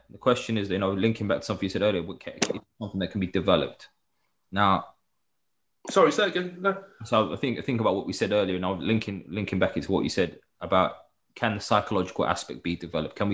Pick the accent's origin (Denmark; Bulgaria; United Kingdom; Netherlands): United Kingdom; England; because we're from England, we deserve to play in the Premier League and we shouldn't have to go anywhere else.